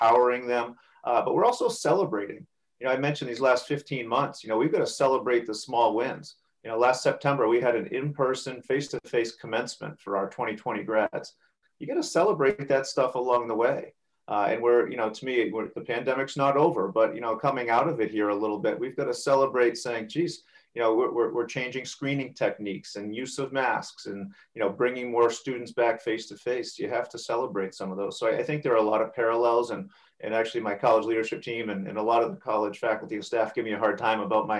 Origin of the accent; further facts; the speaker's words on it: Franklin, New Hampshire, United States; also born or lived in Boston, Massachusetts; I'm a New Hampshire guy through and through, born and raised in Franklin, New Hampshire